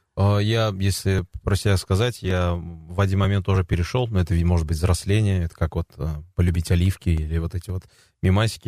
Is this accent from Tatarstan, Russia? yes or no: yes; Tatarstan, Russia; я татарин